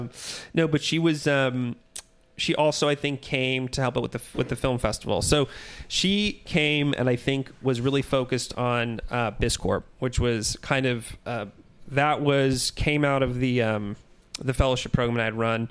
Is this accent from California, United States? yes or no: yes; San Francisco Bay Area, California, United States; also born or lived in Minneapolis; now in Los Angeles, United States; So I'm from the Bay Area, from like San Francisco area.